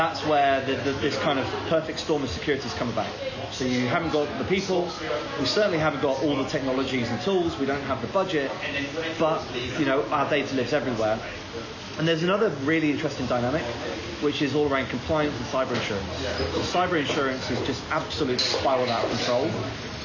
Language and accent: English; South West England, United Kingdom; I am from the southwest of England, so my team is Bristol City